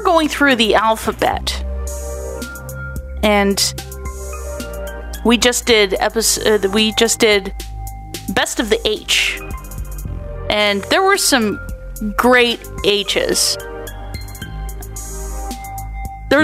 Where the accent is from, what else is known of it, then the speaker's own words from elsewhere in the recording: Canada; I am Canadian